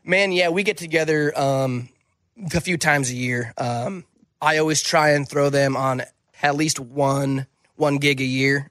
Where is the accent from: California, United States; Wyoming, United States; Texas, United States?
Wyoming, United States; moved away; when I moved away from Wyoming